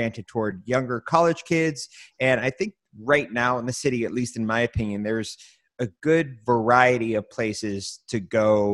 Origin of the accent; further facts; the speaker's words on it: Pittsburgh, Pennsylvania, United States; I grew up in the Stanton Heights area, which is right between the two of them